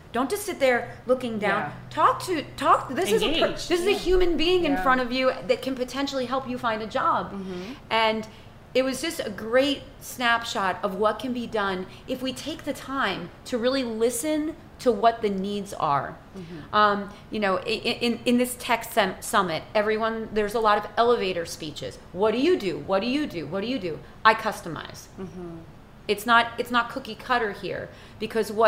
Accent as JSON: {"language": "English", "country": "United States", "moved": "yes", "lives_now": "Haiti", "said": "as an American, as an Italian American, I'm not even of Haitian descent"}